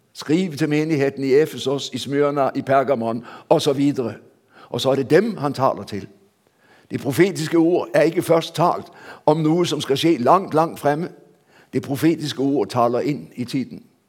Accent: Denmark; Jeg ble født i Danmark før man innførte hastighetsbegrensning

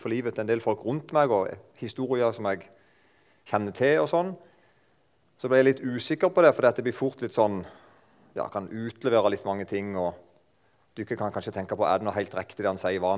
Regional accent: Eiken, Agder, Norway; jeg kommer fra Eiken. Der snakker de ca. sånn som meg. Jeg er ikke sånn veldig flink til å holde på dialekten.

